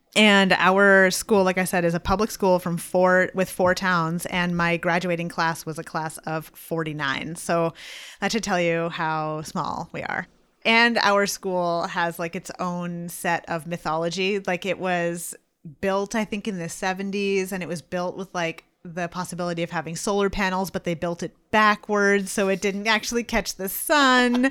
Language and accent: English; Franconia, New Hampshire, United States; I lived in, I grew up in Franconia, and my high school was in Bethlehem.